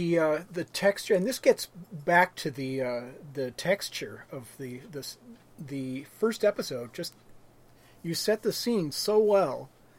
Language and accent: English; Oregon, United States; as a white boy growing up in Oregon